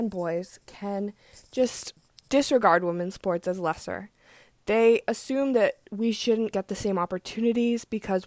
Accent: Portland, Oregon, United States; I was born in Portland, Oregon

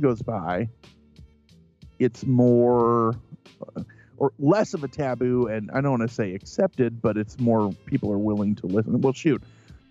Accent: Central Illinois, United States; I'm from Central Illinois. So if you walk out our back door, 100 feet away is the beginning of the cemetery.

